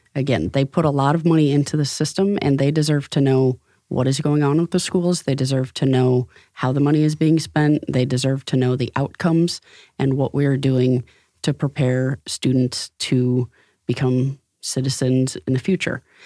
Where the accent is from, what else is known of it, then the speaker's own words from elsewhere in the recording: Rockford, Illinois, United States; now in Fort Wayne, United States; I grew up in Rockford, Illinois